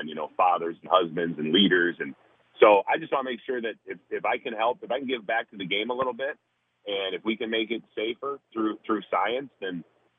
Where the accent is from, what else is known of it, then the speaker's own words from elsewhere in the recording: Minnesota, United States; I grew up in Minnesota